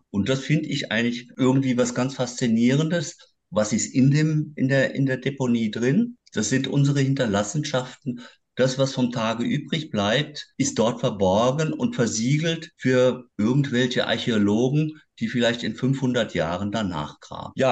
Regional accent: Berlin, Germany; Denn ich komme aus Neukölln und im Süden von Neukölln liegt Großzieten und an der Grenze lag die Mülldeponie Großzieten.

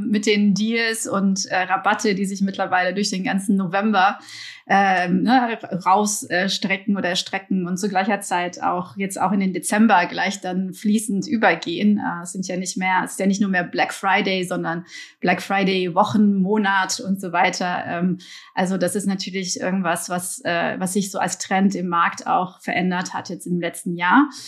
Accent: Belgium; born there; also born or lived in Germany; Gebürtig komme ich aus Belgien. Ich bin aber teils in Deutschland aufgewachsen und habe in den letzten Jahren insgesamt in sieben verschiedenen Ländern in Europa und Asien gewohnt und gearbeitet.

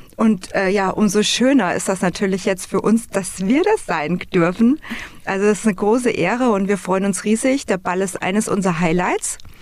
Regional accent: Flieden, Hesse, Germany; Ich bin im wunderschönen Flieden geboren, in dem Königreich, und bin sechsundvierzig Jahre

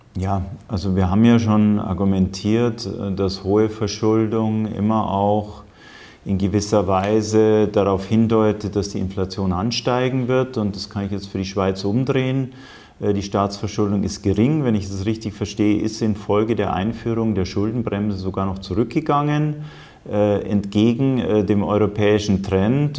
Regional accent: Germany; bei uns in Deutschland

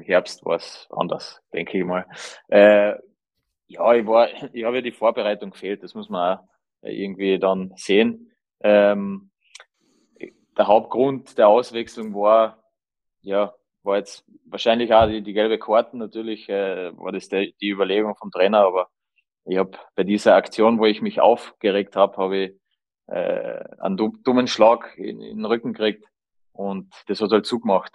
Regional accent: Carinthia, Austria; als Kärntner

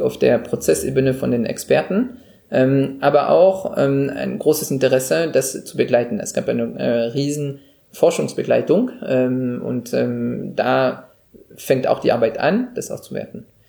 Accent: France; moved away as an adult; now in Germany; als Franzose, der seit 15 Jahren in Deutschland lebt

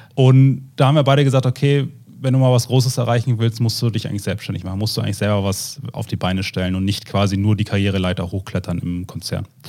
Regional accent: the North, Northern Germany, Germany; Wir kommen ja beide äh, aus dem Norden, haben hier Frau und Kind

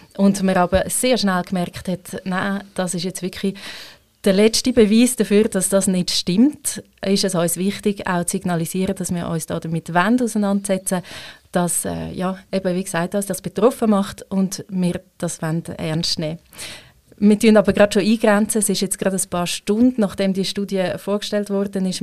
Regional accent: Switzerland; Ich als Schweizerin

